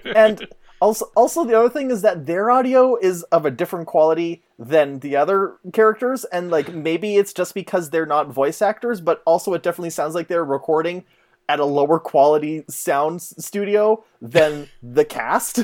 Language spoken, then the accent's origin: English; Canada; I am Canadian